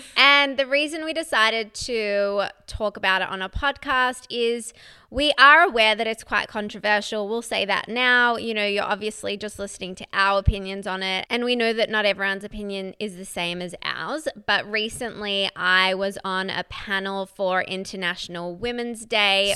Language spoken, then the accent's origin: English; Melbourne, Victoria, Australia; I grew up in Melbourne, Australia.